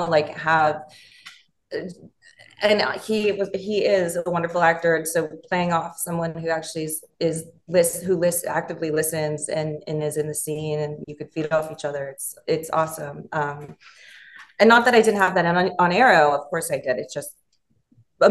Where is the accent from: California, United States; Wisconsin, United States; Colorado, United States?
California, United States; Los Angeles; I'm from, born and raised in Los Angeles